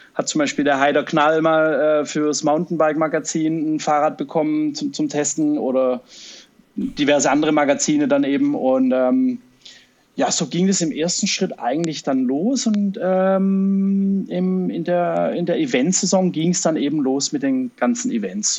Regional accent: Stuttgart, Baden-Württemberg, Germany; accent: Swabian; fühle ich mich ein bisschen auch als Stuttgarter

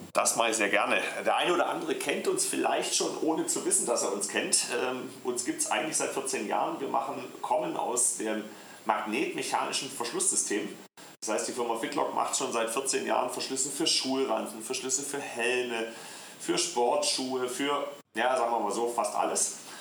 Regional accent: Black Forest, Baden-Württemberg, Germany; accent: Swabian; moved away as an adult; also born or lived in Deister, Lower Saxony; mein Ursprung, ich weiß nicht, ob ich es dir schon mal erzählt hatte, ist ja der Schwarzwald

